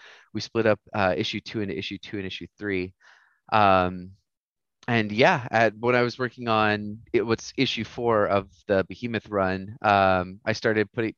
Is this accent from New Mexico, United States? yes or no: yes; Roswell, New Mexico, United States; moved away; also born or lived in Japan / Texas; I'm from Roswell, New Mexico, originally, land of the aliens.